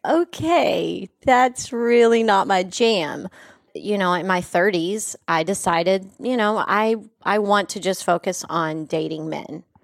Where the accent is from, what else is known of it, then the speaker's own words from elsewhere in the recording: West Texas, United States; a country girl from West Texas